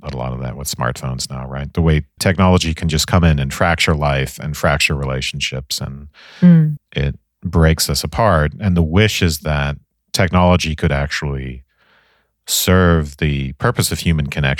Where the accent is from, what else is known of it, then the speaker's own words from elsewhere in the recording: Ireland; the 80s growing up in Ireland